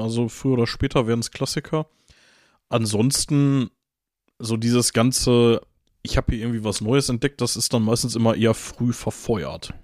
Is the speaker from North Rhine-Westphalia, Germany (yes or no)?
yes; Gelsenkirchen, North Rhine-Westphalia, Germany; ich komme aus Gelsenkirchen-Bur und nicht aus Gelsenkirchen-Bür